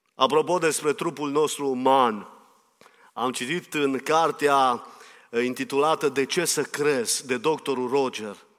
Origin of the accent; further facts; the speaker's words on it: Romania; eu sunt român